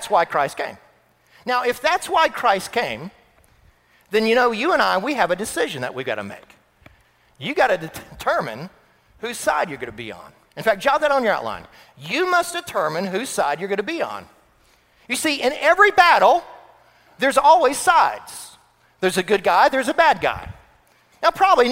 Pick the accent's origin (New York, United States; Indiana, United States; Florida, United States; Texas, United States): Florida, United States; moved away; I grew up in Florida